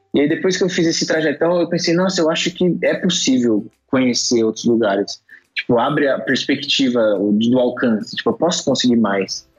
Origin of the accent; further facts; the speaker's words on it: São Paulo, Brazil; Eu nasci em São Paulo